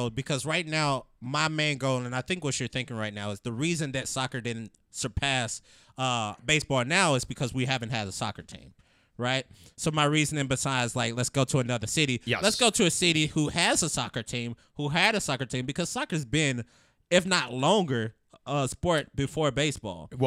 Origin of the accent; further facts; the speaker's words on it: United States; we're American. We're awesome.